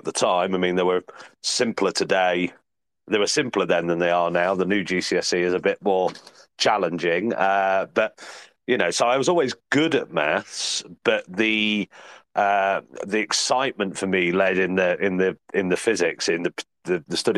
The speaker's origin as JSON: {"language": "English", "region": "Midlands", "country": "United Kingdom", "also_born_or_lived": "Oxfordshire / Leicestershire", "said": "coming back to the Midlands, because I'm from the Midlands originally"}